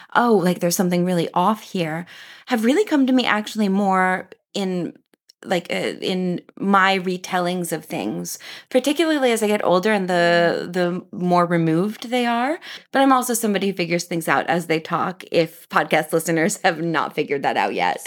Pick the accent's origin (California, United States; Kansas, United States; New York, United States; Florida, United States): Kansas, United States; now in Paris, France; I was born in Kansas